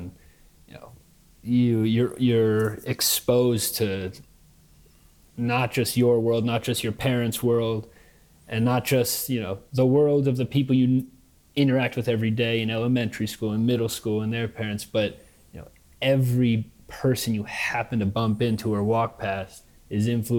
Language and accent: English; Manhattan, New York, United States; I mean, just the seamless melding of worlds, you know, as opposed to, I'll also finish with New York and then I'll like show the other contradiction that I lived